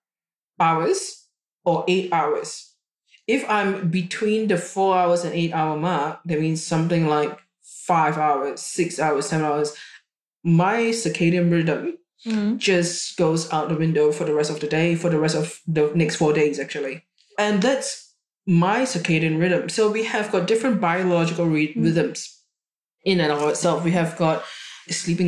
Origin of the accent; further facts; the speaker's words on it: Singapore; now in Australia; I was born in Singapore and I grew up in Singapore